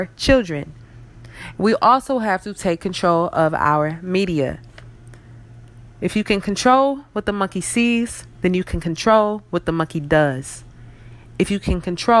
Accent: United States; we are African American, a seed from Africa planted in America

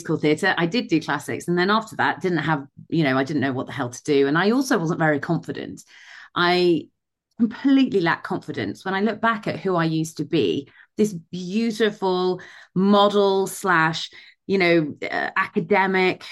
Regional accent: Midlands, United Kingdom; I grew up in the Midlands in the UK. So that's where I'm from originally.

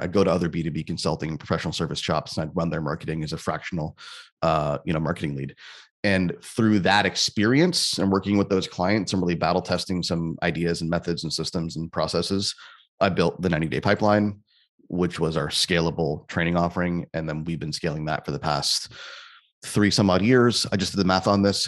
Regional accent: Canada; I'm Canadian, too

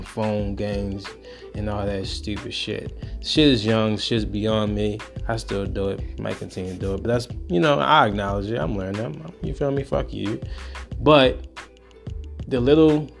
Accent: Baltimore, Maryland, United States; I'm from Baltimore

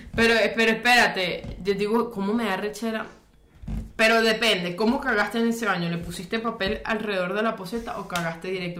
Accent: Aragua, Venezuela; mi pueblito de Aragua

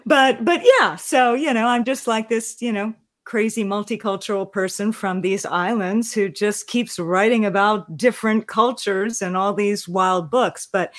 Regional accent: Hawaii, United States; most of you know I'm from Hawaii

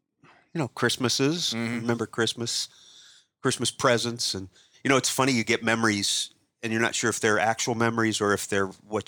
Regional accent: Warren, Ohio, United States; I'm a comedian, magician, born and raised in Warren, Ohio. Still live in the Warren area in Newton Falls.

